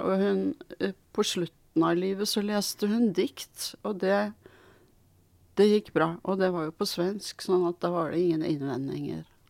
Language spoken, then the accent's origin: Norwegian; Norway; also born or lived in Sweden; født i Sverige og kom hit som åtteåring